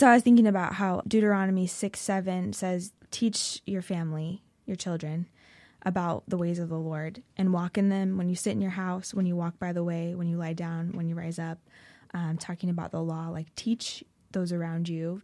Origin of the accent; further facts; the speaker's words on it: Oregon, United States; I grew up in Oregon, um, so born and raised